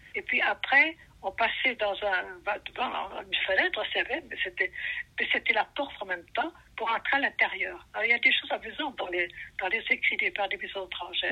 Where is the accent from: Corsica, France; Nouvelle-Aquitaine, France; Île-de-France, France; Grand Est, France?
Grand Est, France; Ferrières, near Joinville, Haute-Marne; moved away as an adult; now in South Korea; ça n'est pas très loin de Joinville, en euh, Haute-Marne